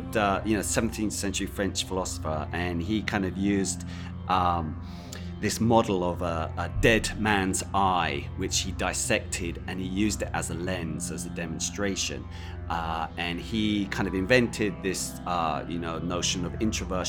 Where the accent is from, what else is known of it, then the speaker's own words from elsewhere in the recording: London, United Kingdom; I'm from London